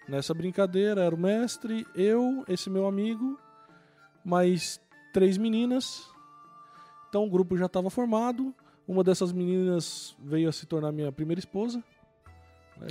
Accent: São Paulo, Brazil; moved away as an adult; also born or lived in Northeast Brazil; now in Northeast, Brazil; eu sou de São Paulo, moro aqui no Nordeste há 20 anos.

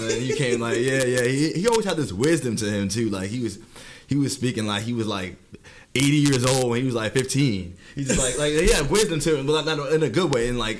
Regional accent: New York City, New York, United States; also born or lived in Harlem, New York; I'm from Brooklyn, New York, but now reside out in Harlem, as where we are right now.

